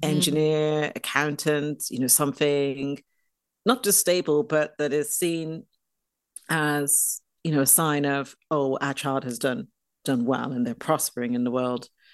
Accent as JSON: {"language": "English", "town": "Dublin", "region": "Leinster", "country": "Ireland", "tie": "born or raised there", "moved": "yes", "said": "I grew up in Dublin, in Ireland"}